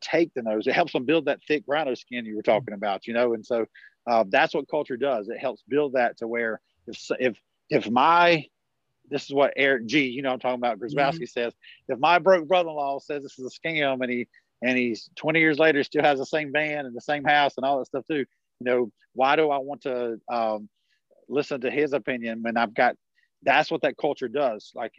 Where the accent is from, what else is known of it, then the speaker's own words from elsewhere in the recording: the South, United States; I'm from the South, right? So we'd say, this is some from guy from New York City. I'm talking even more country right now